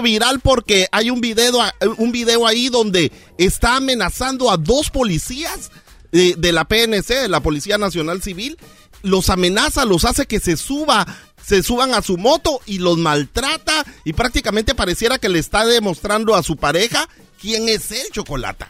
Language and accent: Spanish; Morales, Izabal, Guatemala; moved away; el equipo de mi pueblo que también se llama Morales y Zabal